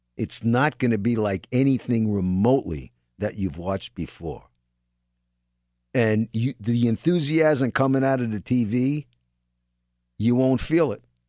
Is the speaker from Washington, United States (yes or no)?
no; New York City, New York, United States; I'm a New Yorker, raised in New York